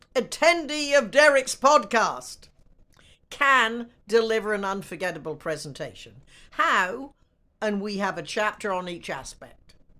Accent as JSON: {"language": "English", "country": "United States", "said": "I am an American"}